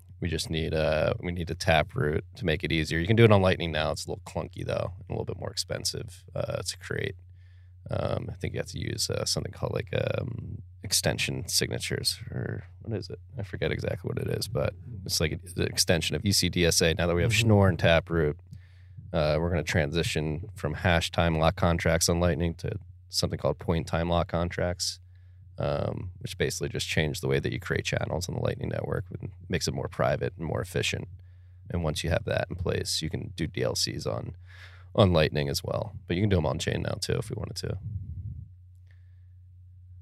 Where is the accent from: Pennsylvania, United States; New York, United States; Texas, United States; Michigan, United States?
Pennsylvania, United States; Philadelphia; I'm from Philadelphia